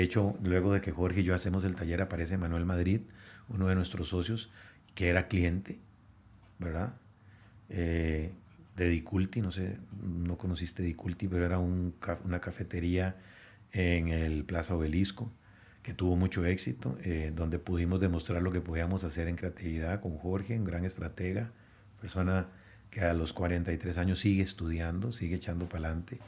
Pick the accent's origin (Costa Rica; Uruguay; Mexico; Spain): Costa Rica; Moravia, San José; moved away as an adult; also born or lived in New Jersey, United States; now in Guatemala; Moravia, que es donde crecí, en San José